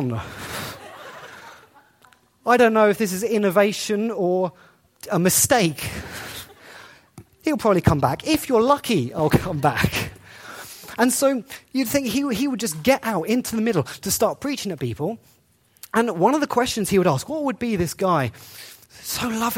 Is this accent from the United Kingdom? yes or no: yes; England, United Kingdom; So, I grew up in England.